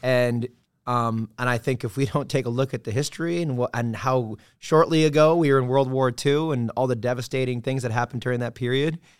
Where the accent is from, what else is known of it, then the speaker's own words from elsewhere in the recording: Ann Arbor, Michigan, United States; moved away as an adult; also born or lived in New York; Midwestern kid from, uh, outside Detroit, town called Ann Arbor, Michigan